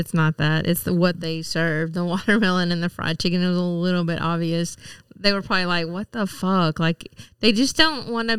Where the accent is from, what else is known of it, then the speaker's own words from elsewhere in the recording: the South, United States; That has been the thing growing up in the South where it was like black people eat fried chicken and watermelon.